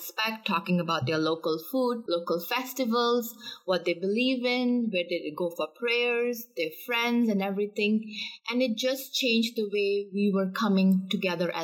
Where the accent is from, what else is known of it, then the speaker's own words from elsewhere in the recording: India; moved away as an adult; now in Canada; I was born and brought up in India.